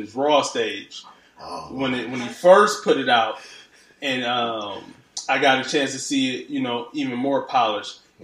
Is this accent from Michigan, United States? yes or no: yes; Detroit, Michigan, United States; also born or lived in Dallas area, Texas; now in Los Angeles, United States; I'm from Detroit